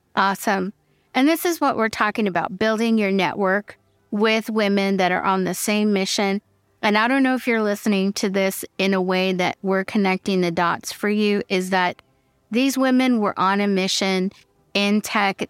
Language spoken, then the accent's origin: English; Fresno, California, United States; I'm from Fresno